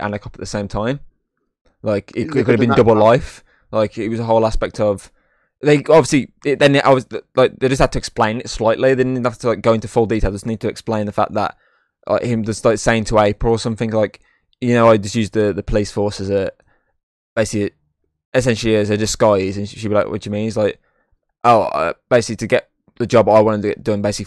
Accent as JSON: {"language": "English", "region": "England", "country": "United Kingdom", "said": "we're English"}